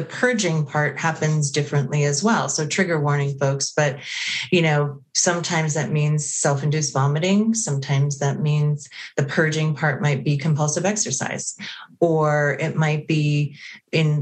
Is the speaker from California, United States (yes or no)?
no; Connecticut, United States; moved away as an adult; also born or lived in Prescott, Arizona; I'm originally from Connecticut